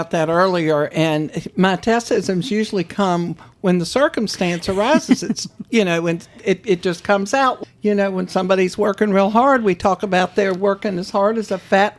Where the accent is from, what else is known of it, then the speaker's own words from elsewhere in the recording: Charlottesville, Virginia, United States; moved away as an adult; also born or lived in Greensboro, North Carolina; now in Outer Banks, United States; Well, I was born and raised in Charlottesville, Virginia.